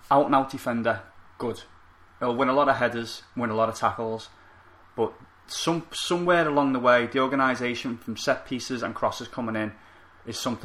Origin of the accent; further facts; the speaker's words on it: England, United Kingdom; Growing up in England